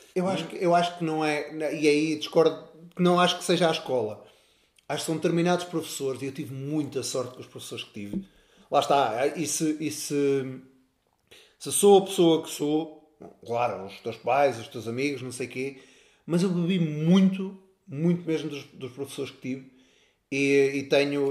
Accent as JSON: {"language": "Portuguese", "town": "Castelo de Paiva", "region": "Norte", "country": "Portugal", "tie": "born or raised there", "said": "sou um moço da terrinha, nasci, nasci em Castelo de Paiva"}